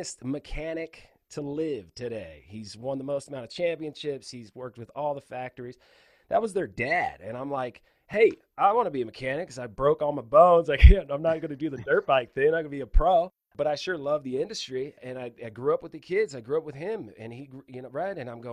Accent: Palmdale, California, United States; also born or lived in Ventura, California; I grew up, born in Ventura, California. So from the beach, grew up in Palmdale, California, turned into a high desert rat

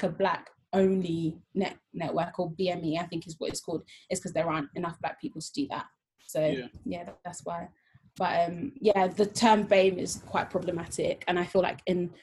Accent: Essex, East of England, United Kingdom; I'm from Essex

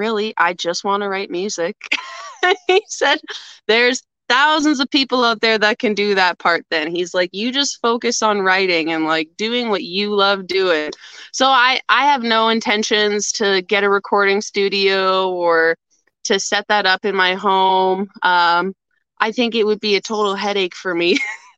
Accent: Atikokan, Ontario, Canada; I'm originally from Northern Ontario. I moved around lots growing up, but I would say mainly my home base was a small town called Atikokan.

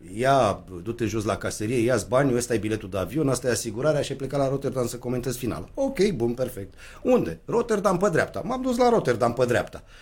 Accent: Romania; ne-am născut în România din părinți căriți de la Buzău

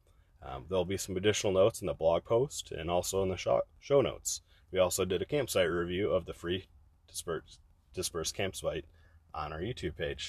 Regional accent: Gibo, Wyoming, United States; Some part of me will always be where I grew up, in Gibo, Wyoming.

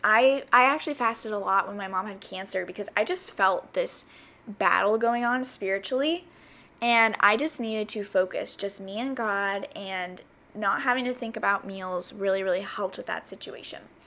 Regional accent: the South, United States; moved away as an adult; also born or lived in South Carolina; now in California, United States; growing up in the South

